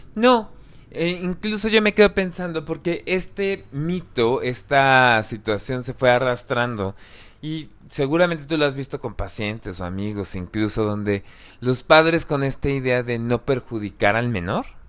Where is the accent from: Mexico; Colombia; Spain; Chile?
Mexico; somos mexicanos de cierta religión